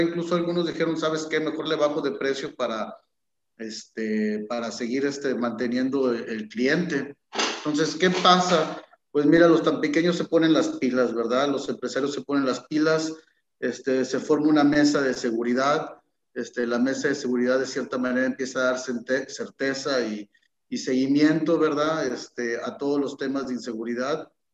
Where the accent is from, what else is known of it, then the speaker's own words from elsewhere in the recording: Tampico-Altamira-Ciudad Madero area, Tamaulipas, Mexico; Tampico somos Altamira y somos Ciudad Madero también